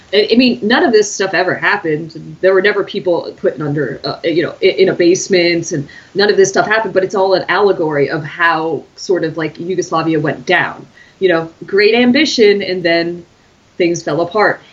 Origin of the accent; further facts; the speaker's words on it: United States; as an American